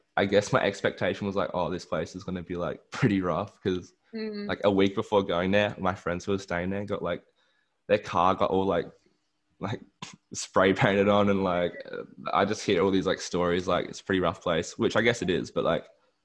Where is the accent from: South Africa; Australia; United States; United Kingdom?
Australia; Adelaide, South Australia; moved away; I was born in Adelaide. I've grew up like in the Adelaide Hills and went to school there, and yeah, so I'd say I am a local.